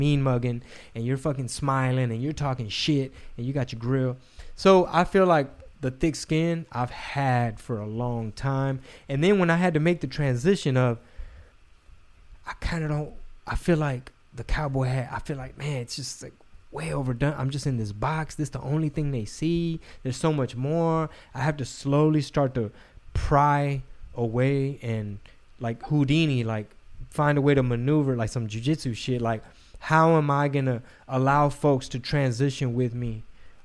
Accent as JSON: {"language": "English", "region": "Texas", "country": "United States", "said": "I'm from Texas"}